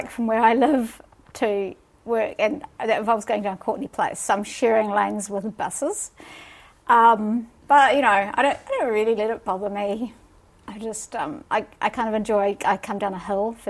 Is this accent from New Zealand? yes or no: yes; Dunedin, Otago, New Zealand; also born or lived in Gisborne / Auckland / Peru; now in Wellington, New Zealand; So I was born in Dunedin and lived in Gisborne and Auckland briefly